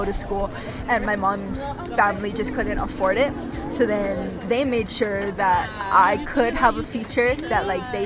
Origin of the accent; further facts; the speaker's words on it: Kauai, Hawaii, United States; moved away as an adult; now in Colorado, United States; I'm originally from Kauai, an island in Hawaii.